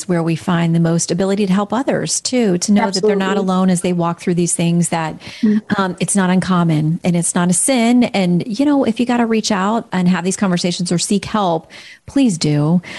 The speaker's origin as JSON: {"language": "English", "region": "Florida", "country": "United States", "tie": "born or raised there", "said": "I'm a born and raised in Florida girl"}